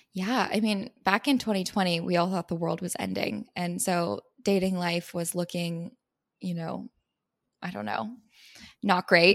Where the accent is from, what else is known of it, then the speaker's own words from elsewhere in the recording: San Diego, California, United States; also born or lived in Missouri; now in Los Angeles, United States; I'm from San Diego, California